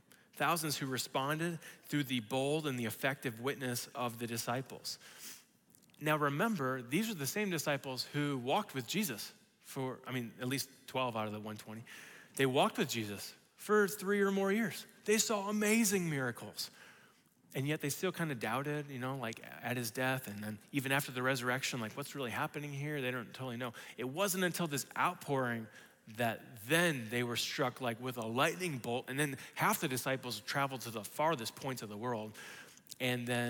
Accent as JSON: {"language": "English", "region": "West Virginia", "country": "United States", "tie": "born or raised there", "said": "growing up in West Virginia"}